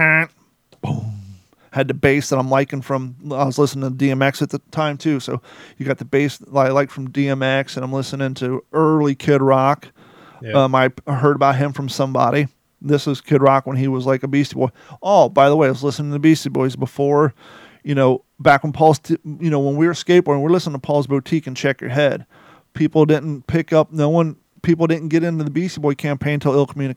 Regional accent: Ohio, United States; also born or lived in Kentucky; growing up in Ohio around a mixture of people

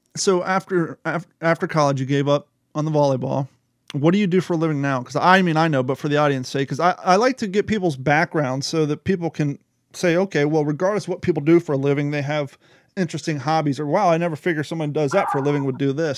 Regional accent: Ohio, United States; I grew up in Ohio

